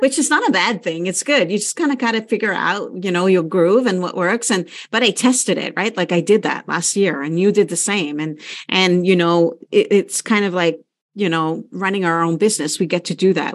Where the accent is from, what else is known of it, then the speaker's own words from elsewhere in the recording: Canada; we're Canadian